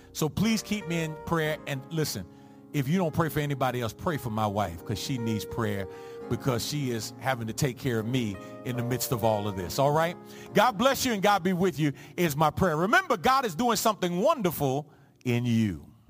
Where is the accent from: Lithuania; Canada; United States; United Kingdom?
United States; New York City, New York; two of my best friends growing up in the Jacob Rees housing projects on the Lower East Side of Manhattan